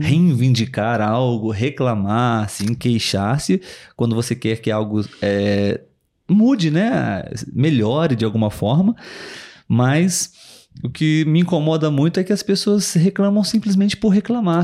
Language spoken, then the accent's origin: Portuguese; Brazil; Somos brasileiros